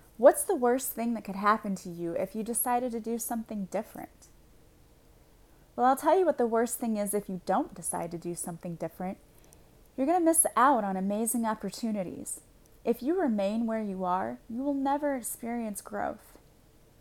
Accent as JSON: {"language": "English", "region": "Illinois", "country": "United States", "said": "I'm from Illinois"}